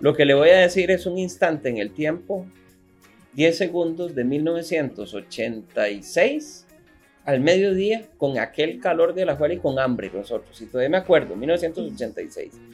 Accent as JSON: {"language": "Spanish", "country": "Costa Rica", "said": "así somos los ticos"}